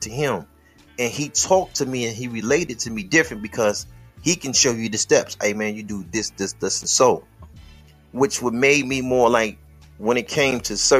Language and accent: English; Detroit, Michigan, United States; I'm from Detroit